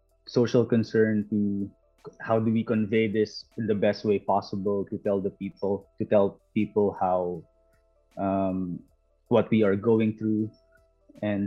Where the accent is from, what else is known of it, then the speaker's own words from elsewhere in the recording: Philippines; also born or lived in New Zealand; now in Canada; I am an immigrant. I am from the Philippines originally, and I immigrated from the Philippines to New Zealand, and then now I am in Canada, and I've been here for a year.